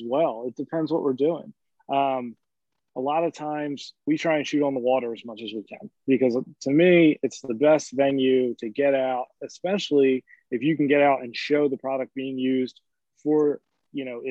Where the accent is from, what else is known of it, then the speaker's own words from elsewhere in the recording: Ocean City, New Jersey, United States; I grew up in Ocean City, New Jersey, my entire life